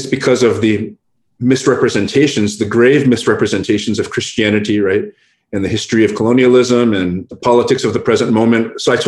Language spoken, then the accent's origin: English; Hacienda Heights, California, United States; first language English; also born or lived in San Gabriel Valley; I was born in Boyle Heights, which is on the east side of LA, and raised in Hacienda Heights. Right now I live in the San Gabriel Valley